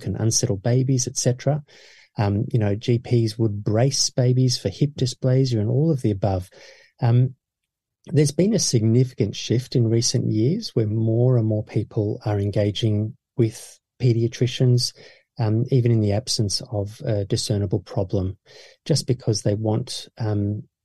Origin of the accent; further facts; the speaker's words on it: Australia; my parents are South African and I was born in Australia